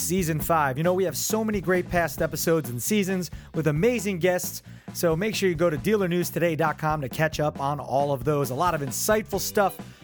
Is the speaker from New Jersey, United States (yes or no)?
yes; Neptune, New Jersey, United States; also born or lived in Wall/Belmar, New Jersey; Born and raised in Neptune, but now live here